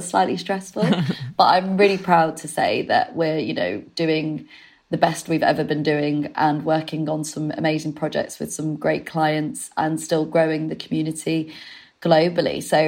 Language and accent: English; Leeds, Yorkshire and the Humber, United Kingdom; also born or lived in Manchester; I'm from the north, if you can't detect. I'm from Leeds and I used to live in Manchester.